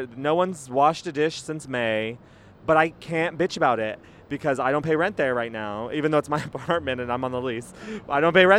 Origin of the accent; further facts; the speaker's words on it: Los Angeles, California, United States; We're in LA, my hometown.